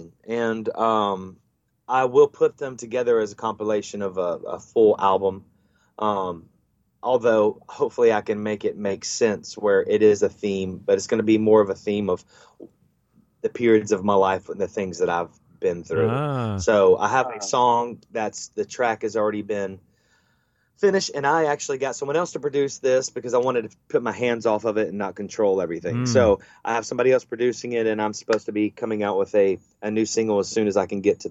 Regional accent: Panama City, Florida, United States; I do love my hometown

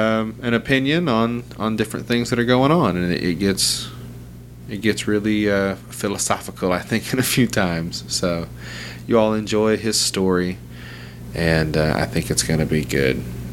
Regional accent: New Jersey, United States; I'm from New Jersey. I seem to just keep bumping into these fucking East Coast comics

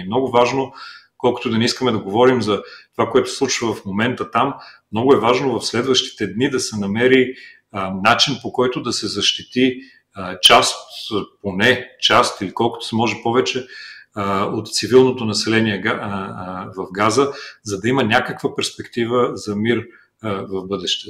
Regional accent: Bulgaria; ние в България

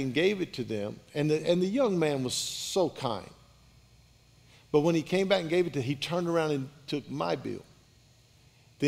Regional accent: Baker, Louisiana, United States; I was raised in Baker, Louisiana

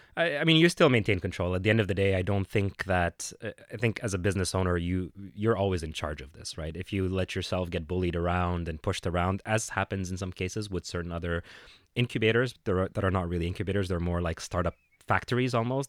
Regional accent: Cairo, Cairo Governorate, Egypt; also born or lived in Vietnam / Dubai / New York City; now in Canada; I had a, a, uh, a development shop in Cairo, in my hometown in Egypt

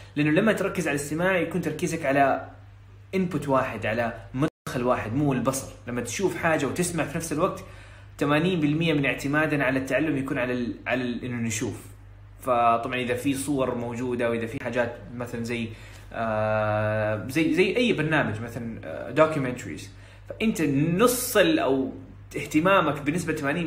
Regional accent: Saudi Arabia; first language Arabic; عندنا في السعوديه

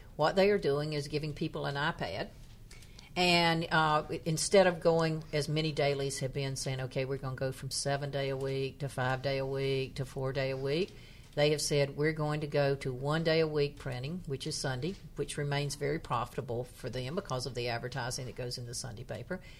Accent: North Carolina, United States; my hometown, which is a s, in, in, happens to have the distinction of being the town in the poorest county in North Carolina

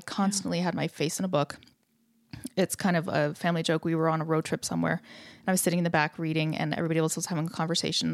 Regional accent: Canada; I grew up in Canada

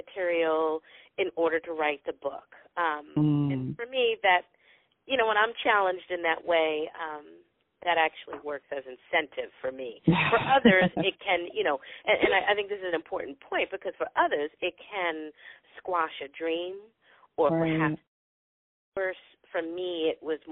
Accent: Philadelphia, Pennsylvania, United States; I'm also a Philadelphian

